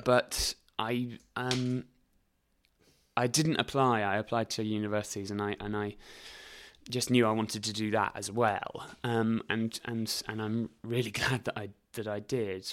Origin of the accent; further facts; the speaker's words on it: Reading, South East England, United Kingdom; also born or lived in High Wycombe; I went to school in Reading and lived quite near a place called High Wycombe.